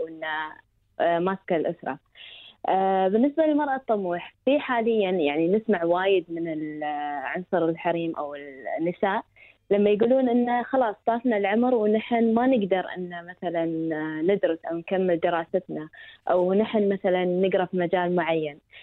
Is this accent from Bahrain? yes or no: no; United Arab Emirates; انا كمرأة اماراتية